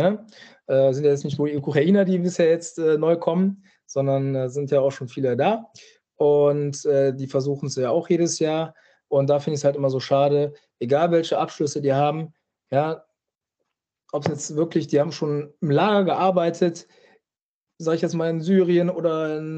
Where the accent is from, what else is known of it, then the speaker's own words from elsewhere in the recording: Düsseldorf, North Rhine-Westphalia, Germany; für den ersten FC Köln äh, als Düsseldorfer. Äh, ja, kann man sich natürlich fragen, warum ich das gemacht habe.